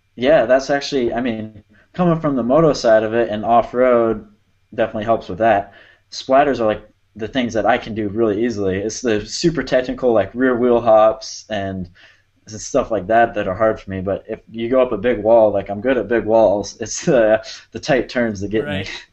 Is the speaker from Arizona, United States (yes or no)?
yes; Arizona, United States; growing up in Arizona, we got a lot of sand